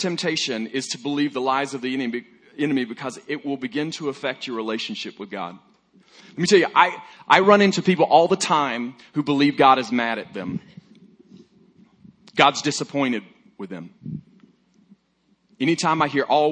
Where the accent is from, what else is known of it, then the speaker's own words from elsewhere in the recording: Alabama, United States; I'm from Alabama